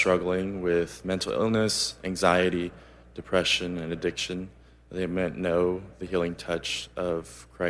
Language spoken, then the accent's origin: English; Phoenix, Arizona, United States; now in Mississippi, United States; From Phoenix, Arizona, and I serve as a missionary at Mississippi State.